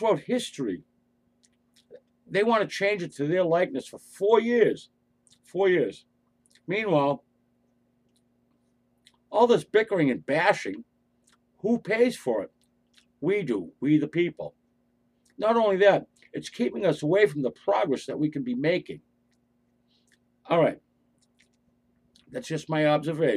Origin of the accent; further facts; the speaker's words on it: United States; we as American citizens